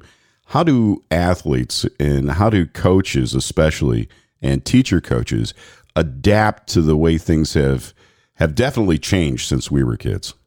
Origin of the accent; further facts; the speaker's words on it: Cleveland, Ohio, United States; also born or lived in Columbia Station, Ohio; now in Wapakoneta, United States; growing up in Cleveland, born and raised, and moved to Columbia Station when I was 10 years old out to the country, I had the opportunity to see both sides. And living here in Wapakoneta, Ohio, since 1983